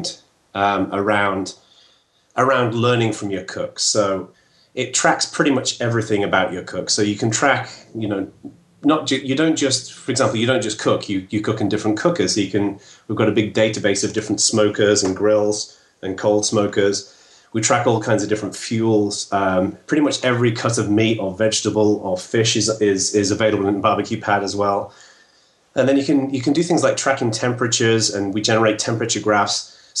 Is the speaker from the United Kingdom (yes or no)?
yes; England, United Kingdom; moved away as an adult; now in United States; I'm English. And I moved over to the U.S. Just under 5 years ago.